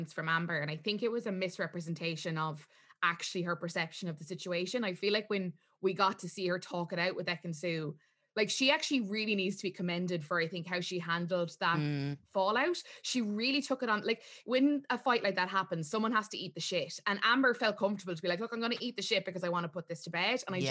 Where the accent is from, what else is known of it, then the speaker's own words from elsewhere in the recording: Ireland; as Irish viewers